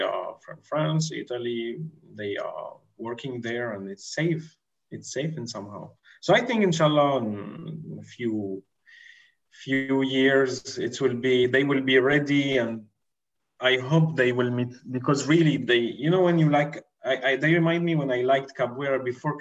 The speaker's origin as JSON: {"language": "English", "country": "Syria", "said": "I'm not Brazilian, I'm from Syria"}